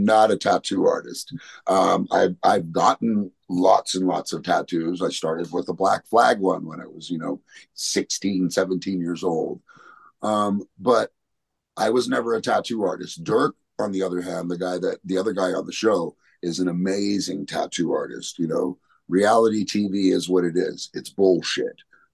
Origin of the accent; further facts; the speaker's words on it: Las Vegas, Nevada, United States; growing up in Vegas, you know, it was a dangerous place to be a punk back then.